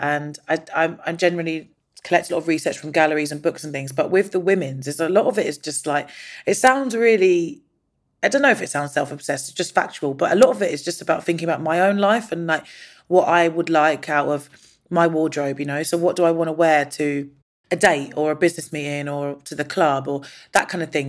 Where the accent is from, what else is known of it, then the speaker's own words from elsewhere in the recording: London, United Kingdom; I was born in London, but my mum's Indian and my dad's Nigerian and my stepdad is Jamaican.